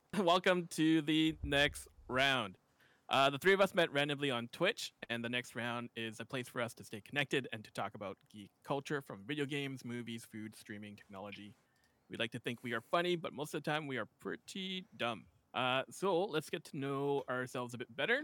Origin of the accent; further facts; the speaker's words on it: West Coast of Canada, Canada; I'm from Canada on the West Coast